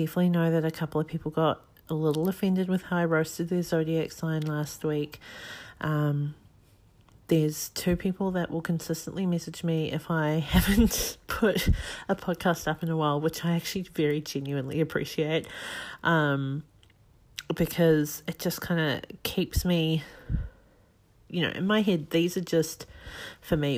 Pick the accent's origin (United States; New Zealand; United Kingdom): New Zealand; now in Australia; I'm currently living in Australia. I'm from New Zealand.